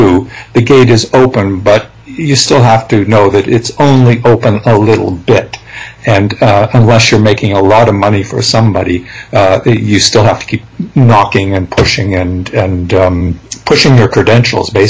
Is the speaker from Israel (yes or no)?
no; Canada; I'm a Canadian.